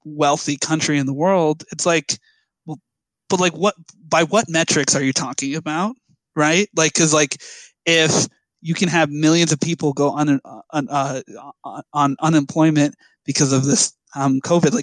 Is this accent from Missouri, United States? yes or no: no; New Jersey, United States; I grew up here. I was born here. You know, I love my home state of New Jersey